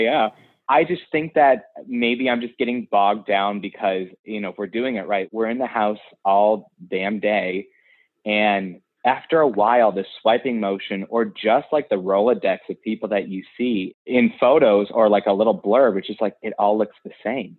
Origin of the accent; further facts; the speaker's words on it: Ohio, United States; moved away as an adult; now in New York City, United States; I am from Ohio, and I'm an actor, and I've always had it in my sights to move to New York, and about three years ago I did